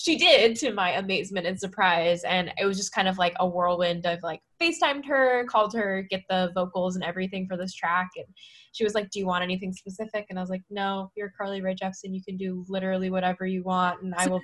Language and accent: English; Bay Area, California, United States; moved away as an adult; also born or lived in San Francisco; now in Brooklyn, United States; growing up in the Bay Area